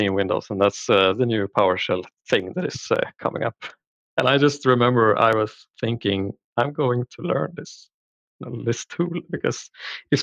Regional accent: Linköping, Östergötland, Sweden; I'm from Sweden. So I live in outside of Linköping, Sweden, which is basically in the southern parts. Born and raised here

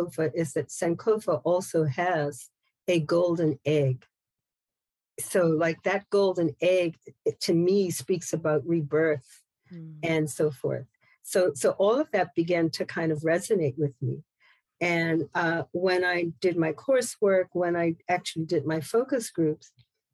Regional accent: Bermuda; moved away; I'm from Bermuda originally

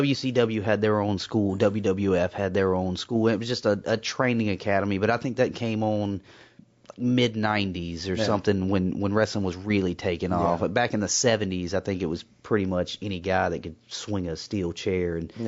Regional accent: Deep South, United States; and I grew up in the Deep South, so you know, wrestling was the thing.

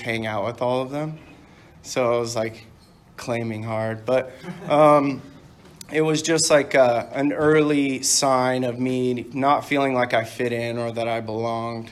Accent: Dana Point, California, United States; also born or lived in Canada / Palm Springs; I grew up in Dana Point

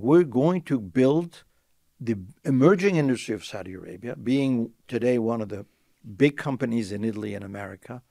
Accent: Tunisia; I was blessed to be in a political family in my home country, Tunisia.

